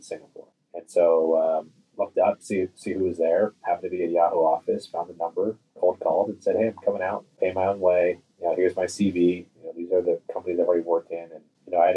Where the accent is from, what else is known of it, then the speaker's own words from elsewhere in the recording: San Francisco Bay Area, California, United States; I grew up in the San Francisco Bay Area